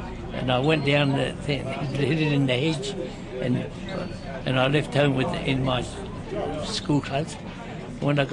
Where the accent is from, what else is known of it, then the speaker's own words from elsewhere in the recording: New Zealand; I was brought up in Hawichi